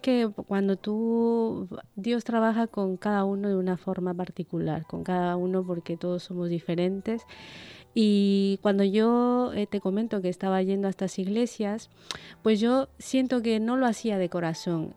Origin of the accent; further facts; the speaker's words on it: Ecuador; moved away as an adult; now in Basque Country, Spain; soy de Ecuador